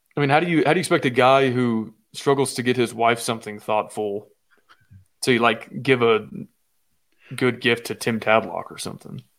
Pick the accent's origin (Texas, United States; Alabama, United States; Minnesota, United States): Texas, United States; Austin; I'm from Austin